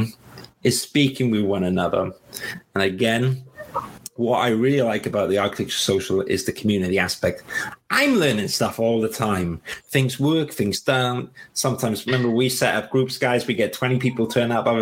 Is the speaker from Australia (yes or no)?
no; Wales, United Kingdom; accent: Welsh; I've got my Welsh accent